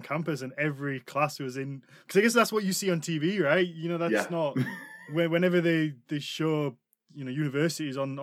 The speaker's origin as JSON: {"language": "English", "region": "Yorkshire and the Humber", "country": "United Kingdom", "accent": "British Yorkshire", "said": "My British Yorkshire accent"}